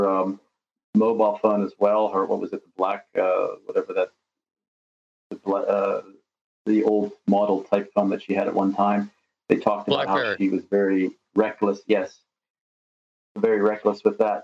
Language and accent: English; United States; moved away as an adult; now in Russia; my childhood growing up in America